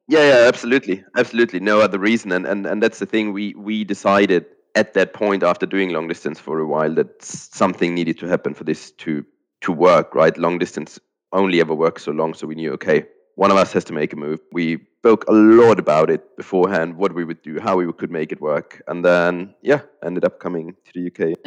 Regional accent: Austria; moved away as an adult; also born or lived in Germany; now in United Kingdom; I have grown up in Austria and spent the first 25 years of my life there

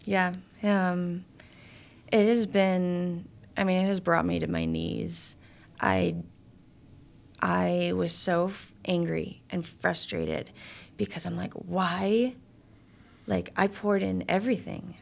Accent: Chicago, Illinois, United States; I'm from Chicago

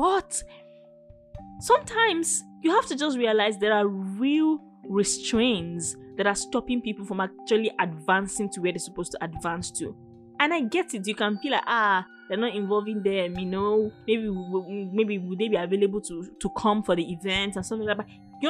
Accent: Nigeria; as a Nigerian and as a creative

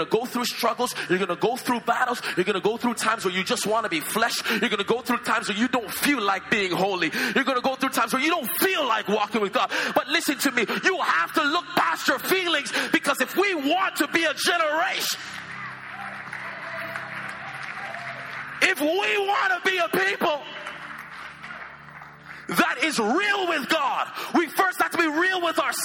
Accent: Toronto, Ontario, Canada; moved away; I'm from Toronto.

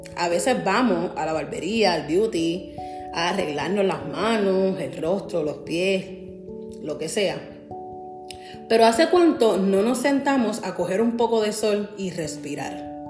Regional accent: San Juan, Puerto Rico; now in New Jersey, United States; soy de San Juan, Puerto Rico

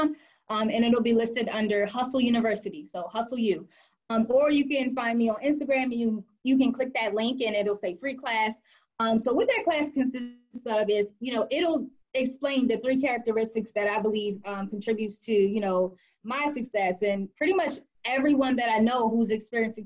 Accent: Delaware, United States; moved away as an adult; now in Washington, D.C., United States; I was born and raised in the area, born and raised in Delaware

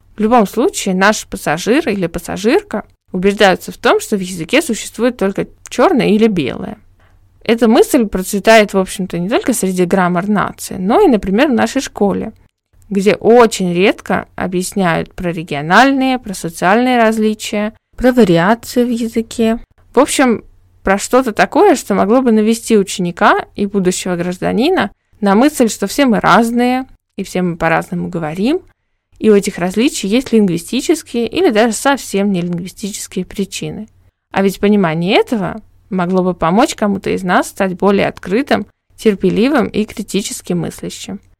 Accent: Saint Petersburg, Russia; moved away as an adult; в течение 21 года моей жизни оно было метрополитеном моего города

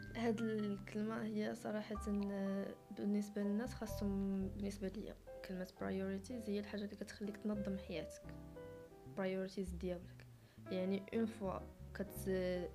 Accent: Morocco; عندنا في المغرب

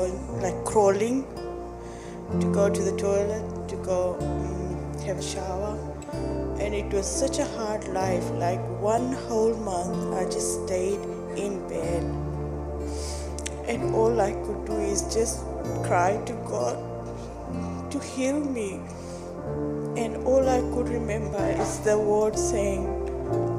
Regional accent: Fiji; I'm from Fiji Islands

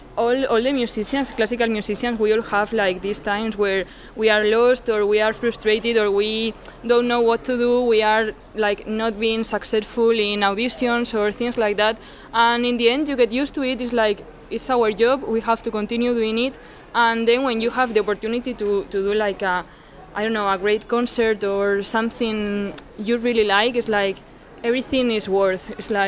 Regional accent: Plasencia, Extremadura, Spain; English is a second language; moved away as an adult; also born or lived in Córdoba / Salamanca / Seville / San Sebastián; now in Germany; I have lived in, well, I am from Plasencia, but then I went to study to Córdoba, another city in the south of Spain. Then I went to Salamanca, then to Sevilla, wow. And then to San Sebastian.

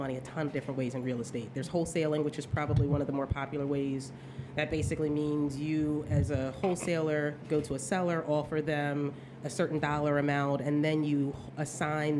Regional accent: Philadelphia, Pennsylvania, United States; I'm born and raised in Philadelphia

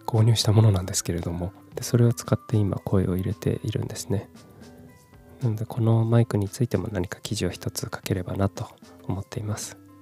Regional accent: Kumamoto, Japan; also born or lived in Fukuoka / Tokyo; 18歳から福岡30歳から東京で暮らし退職を機に地元の熊本に帰ってきた36歳フリーランスの僕

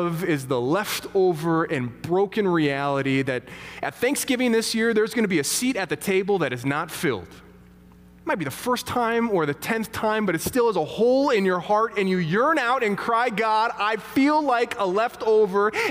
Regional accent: St. Louis, Missouri, United States; moved away; We come from St. Louis originally. We got a lot of family down there

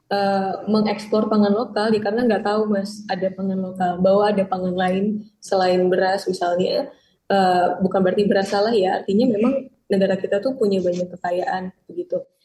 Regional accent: western Indonesia, Indonesia; born there; saya kan karena lahir di Indonesia bagian barat, saya nggak tahu sorghum sama sekali.

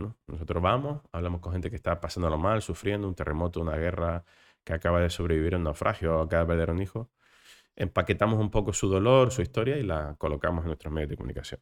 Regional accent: Canary Islands, Spain; accent: Canarian; como Canarias, que seguimos teniendo unos índices de pobreza insoportables

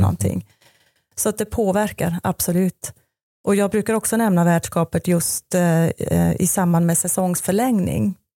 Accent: Switzerland; moved away as an adult; now in Sweden; jag är född och uppvuxen i Schweiz och gjorde en klassisk resebyråutbildning där nere

